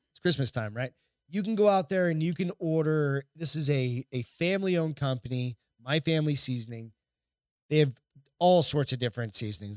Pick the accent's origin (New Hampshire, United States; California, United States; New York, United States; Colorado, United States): New Hampshire, United States; Hampton; my hometown, which is very small. Hampton, New Hampshire's really small